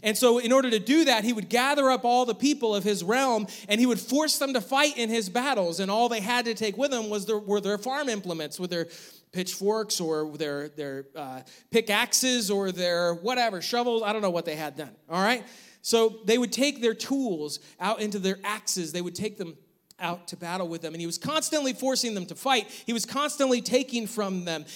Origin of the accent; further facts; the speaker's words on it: New York, United States; now in North Carolina, United States; growing up in New York, we always had snow